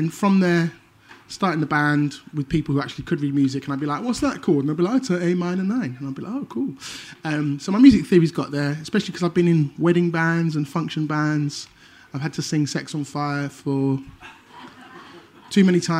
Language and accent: English; Manchester, North West England, United Kingdom; moved away as an adult; also born or lived in Leeds; I came from Manchester